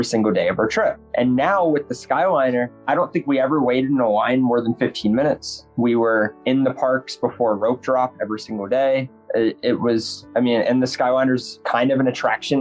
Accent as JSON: {"language": "English", "region": "Minnesota", "country": "United States", "moved": "yes", "lives_now": "Colorado, United States", "said": "I'm from Minnesota"}